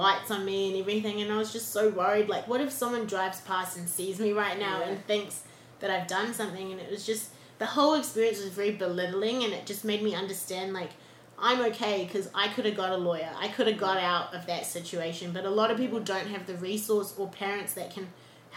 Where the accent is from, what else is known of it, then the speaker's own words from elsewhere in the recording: Auckland, New Zealand; accent: New Zealand; moved away as an adult; also born or lived in Hamilton, New Zealand; now in Los Angeles, United States; I'm born in New Zealand. I grew up there. I'm very Kiwi.